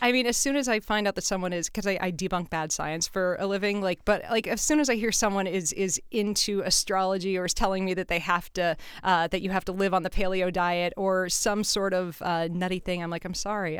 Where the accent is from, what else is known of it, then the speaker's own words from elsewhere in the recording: California, United States; I'm from California